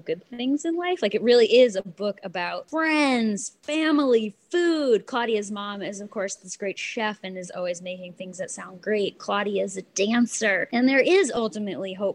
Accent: New York City, New York, United States; when growing up in Brooklyn in the 80s

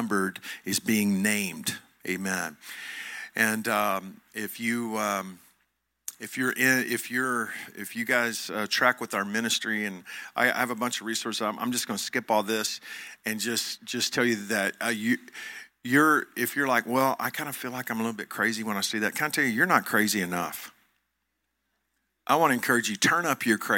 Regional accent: Joshua, Texas, United States; I'm from Johnson County, Texas. I'm from Joshua, Texas.

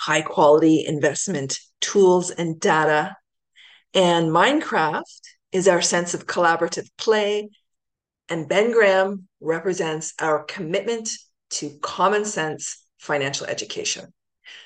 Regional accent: Ancaster, Ontario, Canada; also born or lived in Hamilton; was born in Hamilton, and then we moved to Ancaster

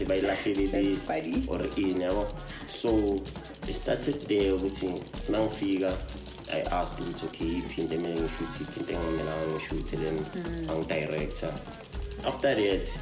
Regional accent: Johannesburg, Gauteng, South Africa; also born or lived in Phiri, Soweto; I was born like a snake park, then I went to ePhiri

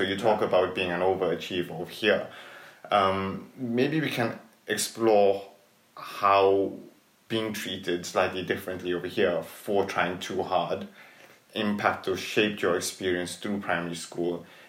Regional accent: Tooting, London, United Kingdom; Whereas, you know, experience for those first few years was very much Tooting centric, which was, and Tooting was very Asian orientated at that time.

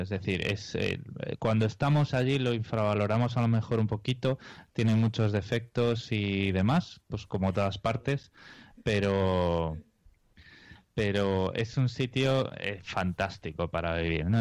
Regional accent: Spain; now in Australia; somos dos españoles

